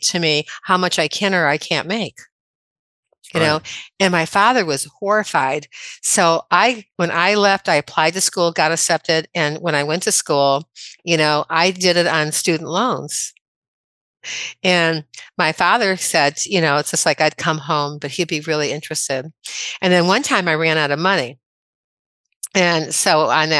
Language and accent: English; Midwest, United States; moved away; I'm originally from the Midwest.